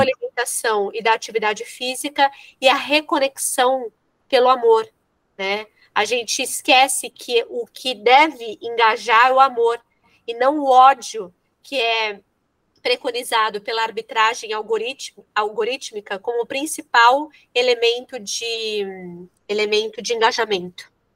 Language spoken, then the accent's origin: Portuguese; São Paulo, Brazil; moved away as an adult; now in Rio Grande do Sul, Brazil; eu sou de São Paulo, né? Eu moro aqui no Rio Grande do Sul desde 2012.